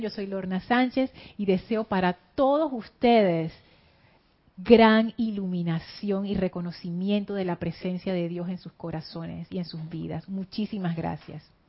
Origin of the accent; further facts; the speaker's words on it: Panama; yo soy panameña